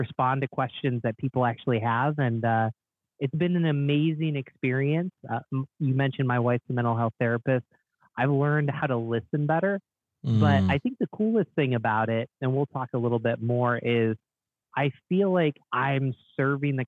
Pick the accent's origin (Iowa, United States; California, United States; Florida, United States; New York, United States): New York, United States; Binghamton; now in Rochester, United States; I grew up in Binghamton, New York, which is kind of on the border of Pennsylvania